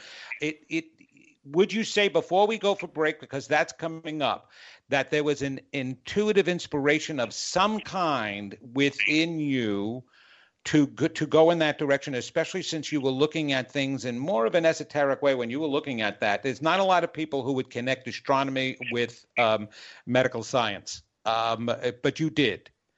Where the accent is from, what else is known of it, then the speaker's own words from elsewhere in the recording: New York, United States; now in North Carolina, United States; I had to let Dr. Greg know that I'm originally from New York. He could not tell. Because of my 25 years in North Carolina, I guess I lost that accent